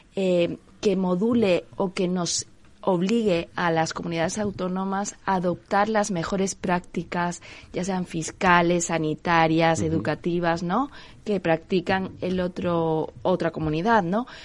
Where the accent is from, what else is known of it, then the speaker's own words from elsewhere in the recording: Andalusia, Spain; also born or lived in Majorca; now in Madrid, Spain; Yo soy andaluza